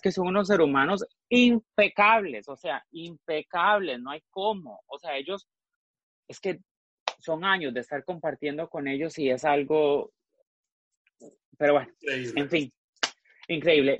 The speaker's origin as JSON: {"language": "Spanish", "country": "Costa Rica", "tie": "born or raised there", "moved": "yes", "lives_now": "Miami, United States", "said": "Yo nací en Costa Rica, nací en Costa Rica en 1978"}